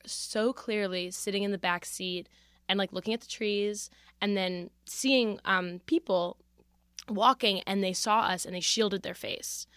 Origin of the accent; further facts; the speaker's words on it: Philadelphia, Pennsylvania, United States; I come from Philadelphia